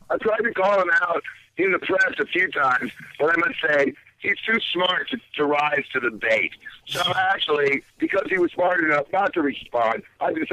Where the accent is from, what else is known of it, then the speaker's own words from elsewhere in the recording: Virginia, United States; now in New York, United States; Uh, actually, I'm from Virginia, but I live in New York.